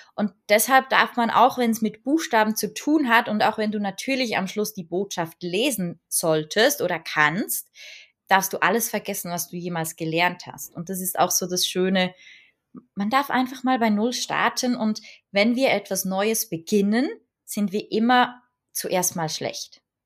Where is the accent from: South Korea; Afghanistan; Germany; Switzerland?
Switzerland; bei uns in der Schweiz